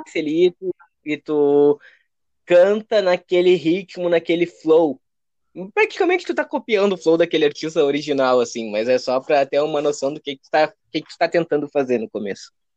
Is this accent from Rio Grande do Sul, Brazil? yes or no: yes; Alvorada, Rio Grande do Sul, Brazil; Alvorada do Rio Grande do Sul, a parte ali de grande é, região metropolitana de Porto Alegre.